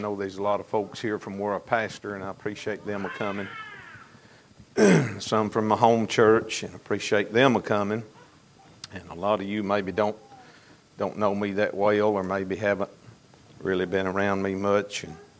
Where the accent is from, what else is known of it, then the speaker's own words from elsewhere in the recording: Fountain Run, Kentucky, United States; now in Monroe County, United States; I was raised in the Fountain Run community. I was on the Barron County side, but we went to church at Fountain Run, so I knew all of those Monroe County boys from Fountain Run